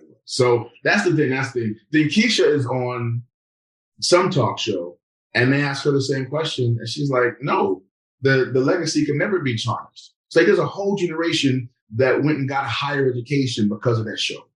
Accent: New York, United States; growing up in New York where people don't care who you are

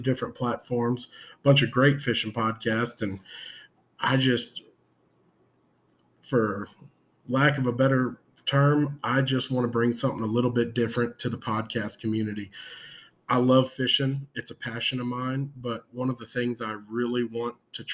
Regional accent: San Antonio, Texas, United States; I am from San Antonio, Texas

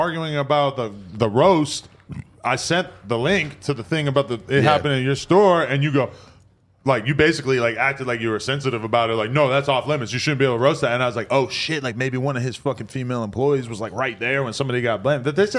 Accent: California, United States; Yeah, you're from Compton. I'm from Melrose.

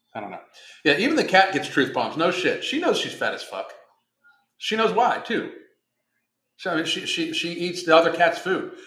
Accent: Pittsburgh, Pennsylvania, United States; moved away; I'm from Pittsburgh

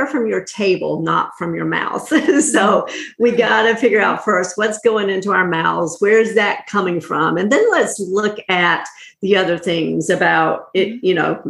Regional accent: North Carolina, United States; I grew up in North Carolina in a small mm-hmm. little town

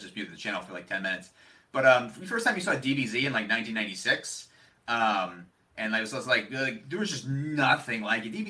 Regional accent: Philadelphia, Pennsylvania, United States; We're both from Philly

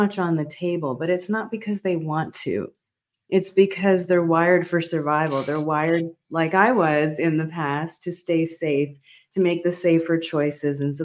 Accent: Near Port Elizabeth, Eastern Cape, South Africa; I was born in South Africa during a very difficult time

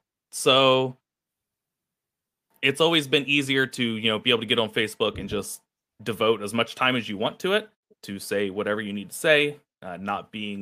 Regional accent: a small village near Springfield, Western Ohio, United States; moved away as an adult; now in Toledo, United States; I'm originally from a small village near Springfield. It's Western Ohio.

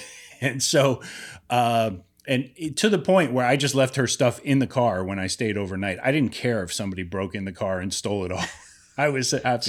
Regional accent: Youngstown, Ohio, United States; my hometown, Youngstown

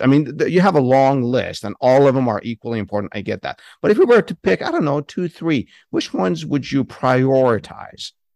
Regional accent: San Francisco Bay Area, California, United States; I grew up in the San Francisco Bay Area

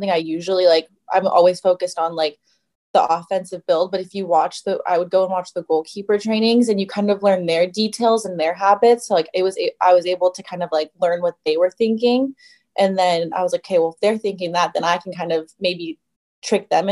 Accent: United States; being American

